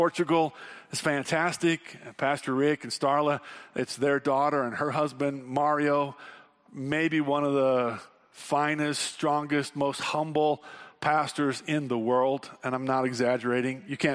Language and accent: English; Wyoming, United States; we're from Wyoming and a lot of us camp